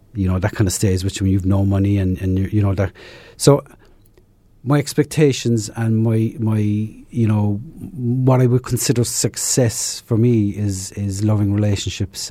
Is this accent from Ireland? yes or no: yes; south of Ireland, Ireland; moved away; Originally from, uh, south of Ireland